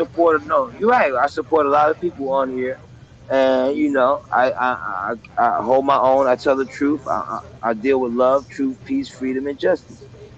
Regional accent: New York, United States; I'm from New York

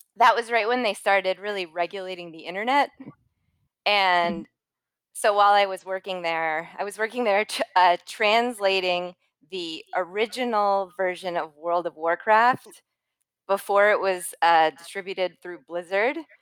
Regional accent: Los Angeles, California, United States; also born or lived in San Francisco; I'm from Los Angeles, born and raised. Um, I grew up in the Hollywood Hills

